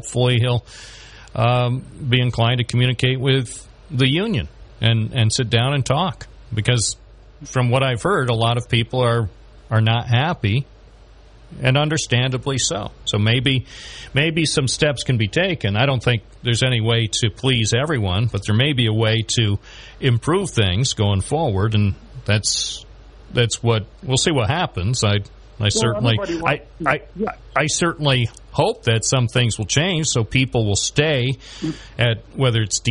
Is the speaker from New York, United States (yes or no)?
yes; Binghamton, New York, United States; I was born here in Binghamton. I work here in Binghamton.